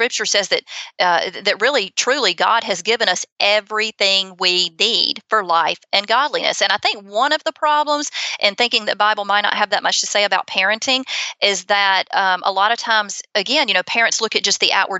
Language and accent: English; Auburn, Alabama, United States; accent: Southern; also born or lived in Opelika, Alabama; I grew up in Auburn. Opelika is right beside Auburn